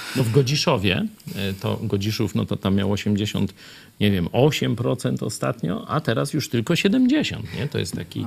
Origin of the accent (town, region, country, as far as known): Kraśnik, Lublin Voivodeship, Poland; born or raised there